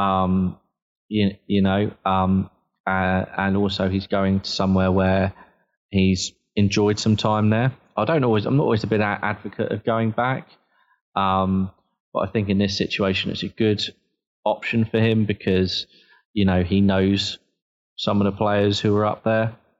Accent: Southampton, South East England, United Kingdom; I was born and bred in Southampton

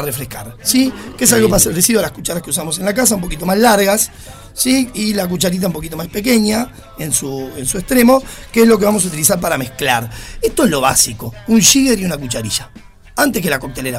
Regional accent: Uruguay; somos los uruguayos

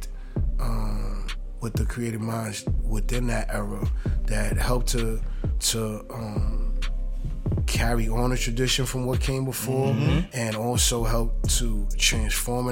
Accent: New York City, New York, United States; I'm from Queens

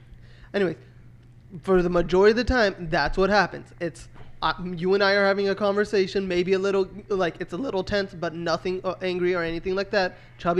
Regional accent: United States; I was born in the United States

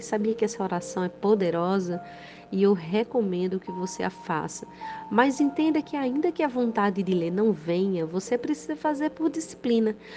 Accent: Rio Grande do Norte, Brazil; sou do Rio Grande do Norte

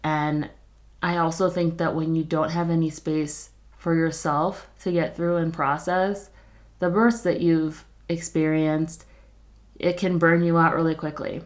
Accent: New York, United States; also born or lived in Philadelphia, United States; now in Colorado, United States; I grew up in New York

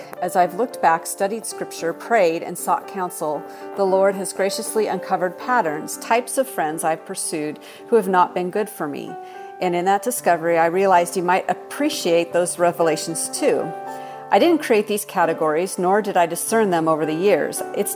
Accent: Seattle, Washington, United States; now in Texas, United States; I grew up in Seattle, Washington, so I'm a transplant. I don't have a Southern accent

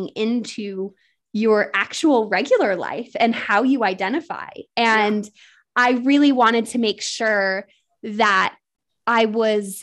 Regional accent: United States; now in England; I am an American living in England

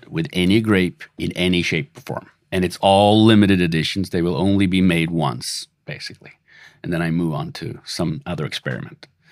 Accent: Sweden; now in Los Angeles, United States; I'm originally from Sweden

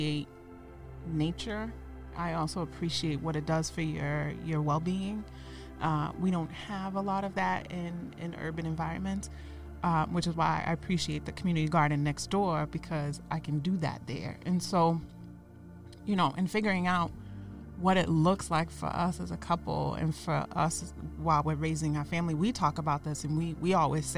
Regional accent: Boston, Massachusetts, United States; growing up on Bowdoin in the 90s and early 2000s

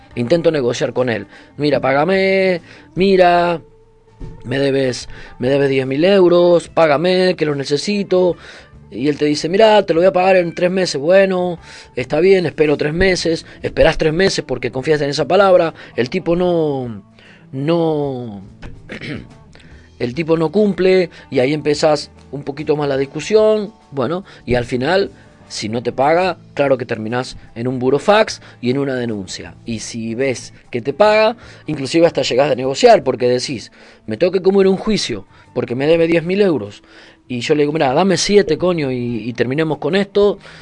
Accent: Argentina; moved away as an adult; now in Canary Islands, Spain; cuando Argentina era un puto desastre

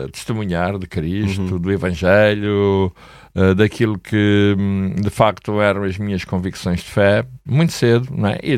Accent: Angola; now in Portugal; Eu vim de Angola, a minha mulher, por exemplo, veio de Moçambique

